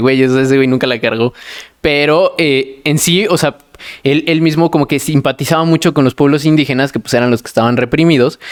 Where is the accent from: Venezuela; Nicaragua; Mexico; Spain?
Mexico; yo también soy mexicano